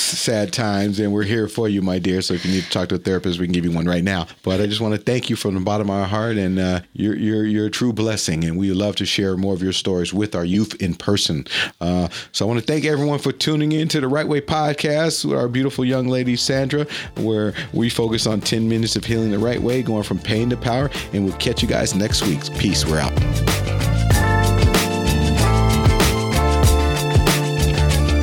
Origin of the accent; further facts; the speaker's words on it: Honduras; I'm from Honduras.